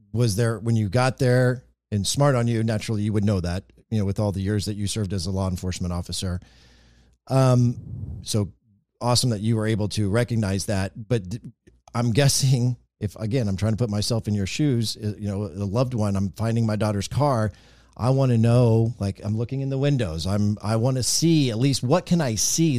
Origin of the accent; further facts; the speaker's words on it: Marysville, Kansas, United States; moved away; my hometown is Marysville, Kansas